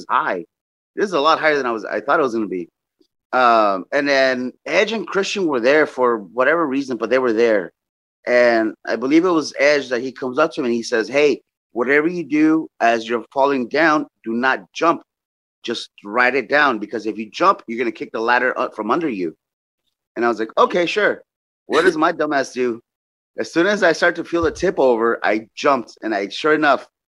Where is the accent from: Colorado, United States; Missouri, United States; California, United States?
California, United States; Los Angeles; I'm from Los Angeles